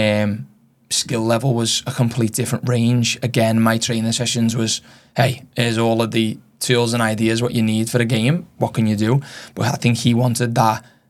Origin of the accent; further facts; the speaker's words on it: Liverpool, North West England, United Kingdom; moved away as an adult; now in Australia; being from Liverpool